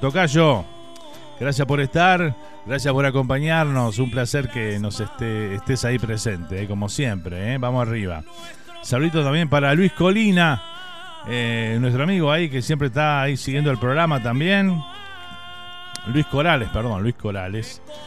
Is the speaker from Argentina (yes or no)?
no; Uruguay